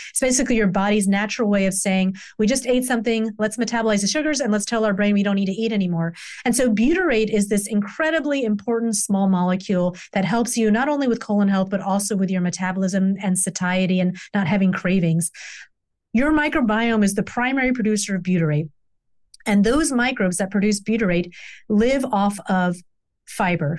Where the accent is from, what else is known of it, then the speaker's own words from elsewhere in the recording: the South, United States; I grew up in the South.